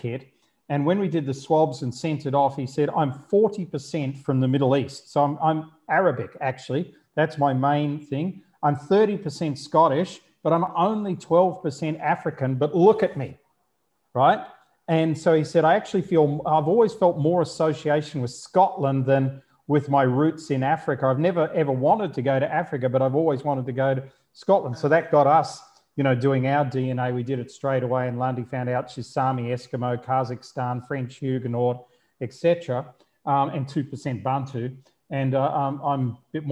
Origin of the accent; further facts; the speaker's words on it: Melbourne, Victoria, Australia; I was born in Melbourne